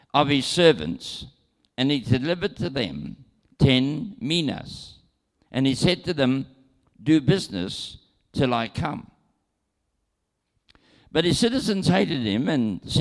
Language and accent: English; New Zealand; I am from New Zealand, and I was born there, and naturally, I have citizenship in New Zealand and travel on a New Zealand passport